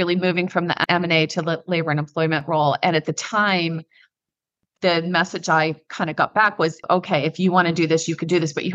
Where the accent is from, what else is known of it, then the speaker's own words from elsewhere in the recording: Midwest, United States; moved away; also born or lived in East Coast / West Coast / Ireland; I'm a Midwesterner. I've lived on the East Coast and the West Coast, lived in Ireland for a year. At my core, I'm a Midwesterner